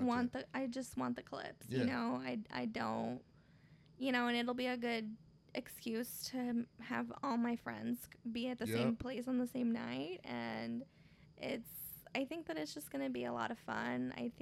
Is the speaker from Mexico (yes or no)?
yes; Michoacán, Mexico; It's actually my home state, Michoacán, Mexico, it is deemed on the top 5 most dangerous states in Mexico.